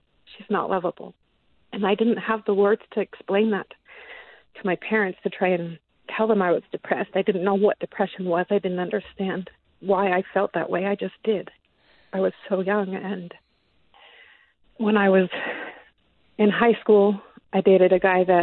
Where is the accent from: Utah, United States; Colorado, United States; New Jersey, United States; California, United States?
Utah, United States; West Valley City; I grew up born and raised in Utah. I've never lived anywhere else.